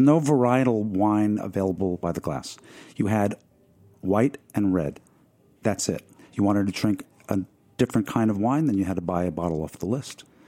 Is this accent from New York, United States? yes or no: yes; Merrick, New York, United States; growing up in Merrick, Long Island, where I did